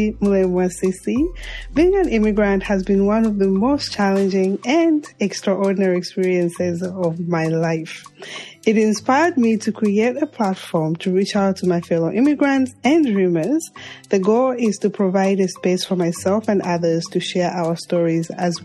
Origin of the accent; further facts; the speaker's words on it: Zambia; now in United States; the rural Zambia, my home country